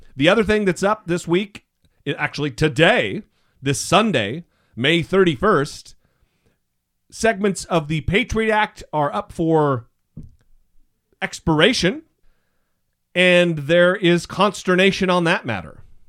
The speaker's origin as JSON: {"language": "English", "region": "Idaho", "country": "United States", "tie": "born or raised there", "said": "I grew up in Mormon country in Idaho"}